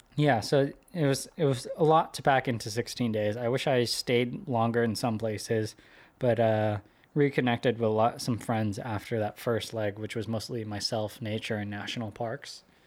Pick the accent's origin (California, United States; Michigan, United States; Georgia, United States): California, United States; Sunnyvale; moved away; I went to elementary school there and middle school